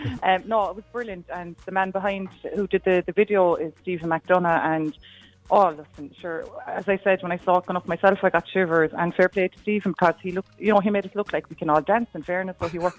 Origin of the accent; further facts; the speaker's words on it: Cork, Munster, Ireland; now in Blennerville, Ireland; I'm from Cork, from the Glen in Cork City.